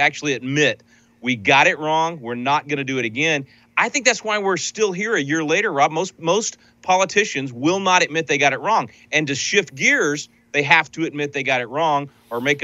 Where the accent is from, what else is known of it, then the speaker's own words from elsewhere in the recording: Dripping Springs, Texas, United States; My hometown of Dripping Springs, Texas